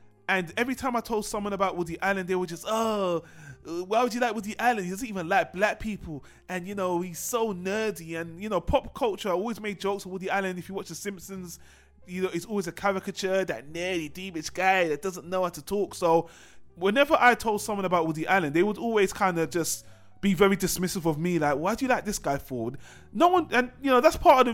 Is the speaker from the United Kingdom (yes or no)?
yes; United Kingdom; I'm British